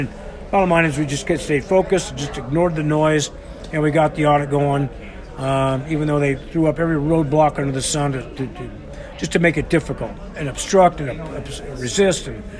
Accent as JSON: {"language": "English", "region": "California", "country": "United States", "tie": "born or raised there", "also_born_or_lived": "New York", "said": "And moved to California with my parents, and then my folks split up when I was in the six"}